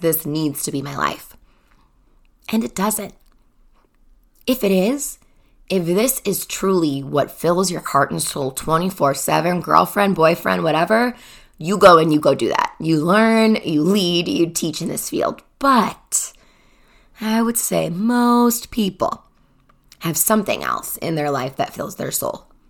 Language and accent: English; Chicago, Illinois, United States; moved away as an adult; now in Denver, United States; I grew up in Chicago, the first twenty-four years of my life